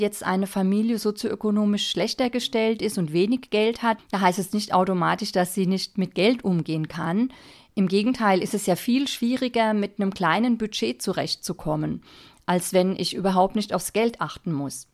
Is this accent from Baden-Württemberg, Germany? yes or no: no; Bavaria, Germany; ich komme aus Bayern